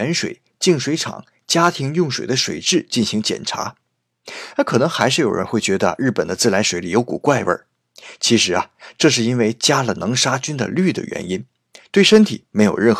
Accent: China; 这是我们中国人的固定思维

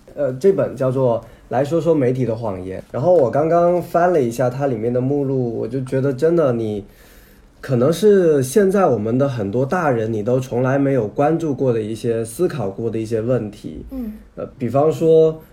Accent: southern China, China; 我是从小在南方生活长大

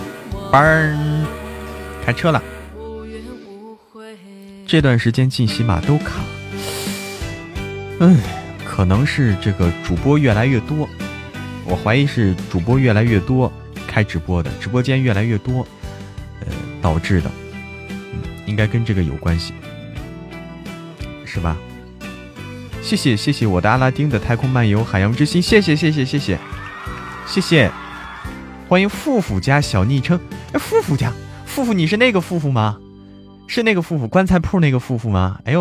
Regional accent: Hebei, China; now in Chengdu, China; 对，河北，河北人。

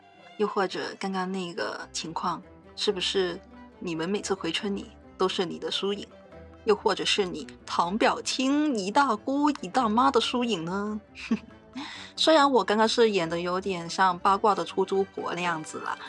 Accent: Hong Kong; also born or lived in Shenzhen, China; 我从小在香港、深圳这些城市里生活，可以说只有很少的农村生活体验

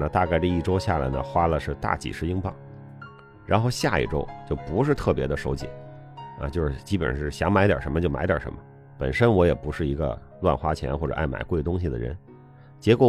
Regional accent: China; 我们中国人的饮食结构啊，尤其是这种大学二十多岁男生，就是靠吃主食来找这种饱腹感。

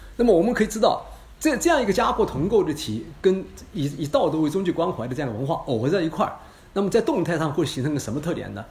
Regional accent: China; 我们中国人

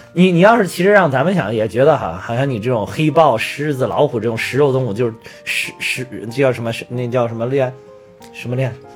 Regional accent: Henan, China; accent: Henan Mandarin; 那个是我们河南普通话的口音

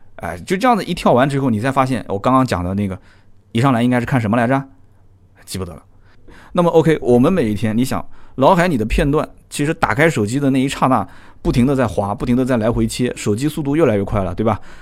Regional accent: Nanjing, Jiangsu, China; 我们南京话讲叫呆不愣吃的

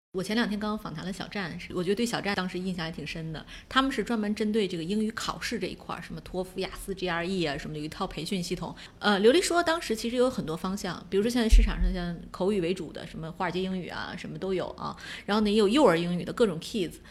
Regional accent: China; 我们中国人通常不会发T H E这个音

